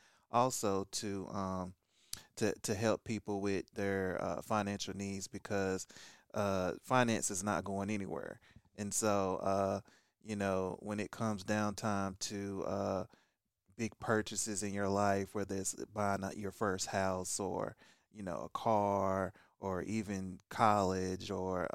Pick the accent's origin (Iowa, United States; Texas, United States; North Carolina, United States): North Carolina, United States; Kinston; I'm originally here from Kinston, North Carolina.